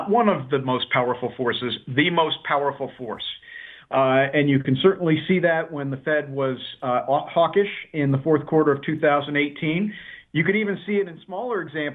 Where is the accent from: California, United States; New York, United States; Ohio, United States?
New York, United States; New York City; I grew up in New York City during the financial crisis.